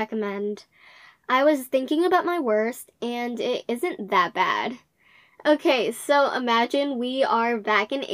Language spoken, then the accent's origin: English; United States; I'm from the States